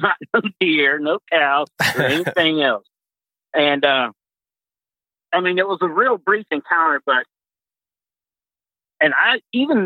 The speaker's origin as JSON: {"language": "English", "town": "Pasadena", "region": "Texas", "country": "United States", "tie": "born or raised there", "moved": "as an adult", "lives_now": "Fort Wayne, United States", "said": "I was born and raised in Texas, specifically Pasadena."}